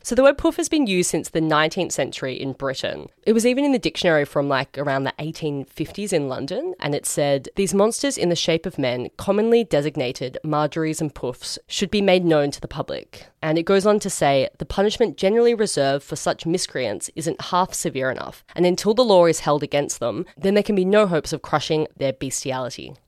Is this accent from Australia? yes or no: yes; Australia